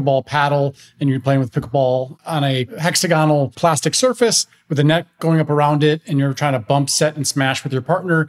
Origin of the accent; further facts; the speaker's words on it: Chicago, Illinois, United States; I'm from Chicago originally, lived there my whole life.